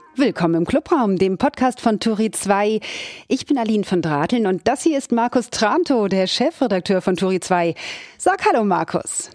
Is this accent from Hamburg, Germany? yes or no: yes; Hamburg, Germany; ich bin ja gebürtige Hamburgerin